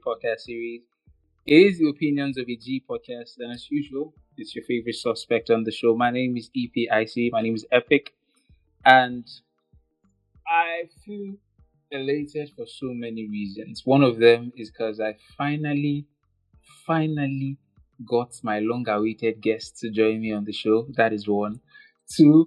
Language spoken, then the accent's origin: English; Nigeria; I am from Nigeria